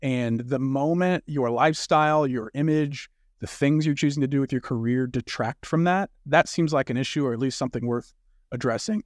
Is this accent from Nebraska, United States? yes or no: no; Louisiana, United States; I grew up in Louisiana.